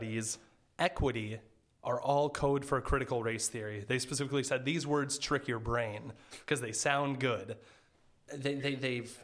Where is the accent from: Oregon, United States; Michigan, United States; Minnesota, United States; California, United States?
Minnesota, United States; Monticello; my hometown of Monticello